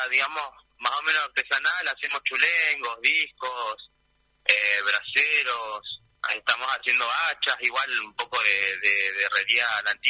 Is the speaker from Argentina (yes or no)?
yes; Río Gallegos, Santa Cruz, Argentina; Y, sí, soy de acá, de Río Gallegos.